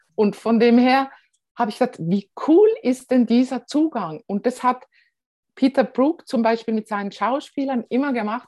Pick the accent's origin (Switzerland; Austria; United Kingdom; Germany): Switzerland; Als Schweizer